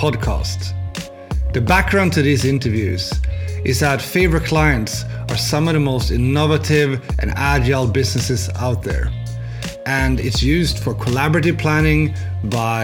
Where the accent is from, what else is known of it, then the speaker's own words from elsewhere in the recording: Sweden; I'm Swedish, but I'm in Lithuania right now